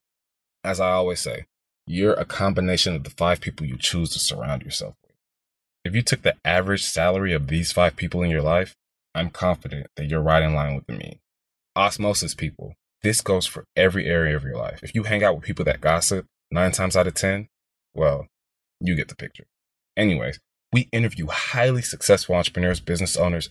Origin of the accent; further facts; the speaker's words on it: Houston, Texas, United States; also born or lived in Boston, Massachusetts; I grew up in the heart of Houston, Texas.